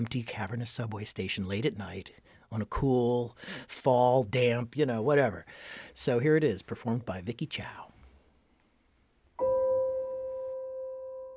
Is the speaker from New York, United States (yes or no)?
yes; New York, United States; as a New Yorker